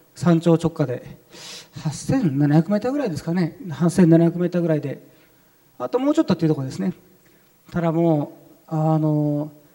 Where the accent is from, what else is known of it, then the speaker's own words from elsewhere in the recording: Japan; first language Arabic; Japanese is a second language; also born or lived in Saudi Arabia / Cairo, Egypt; サウジアラビアで4歳ぐらいまでいてで日本に帰ってきてで日本の幼稚園に入った